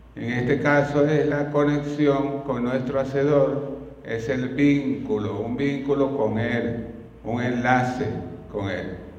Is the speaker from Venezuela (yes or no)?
yes; Venezuela; el río Orinoco de nuestro país